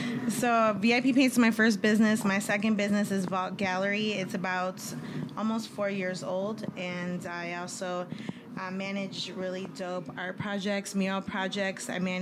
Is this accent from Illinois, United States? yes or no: yes; Chicago, Illinois, United States; also born or lived in San Diego; I am born and raised in Chicago. A little side note is I did live here in San Diego for about 10 years of my life.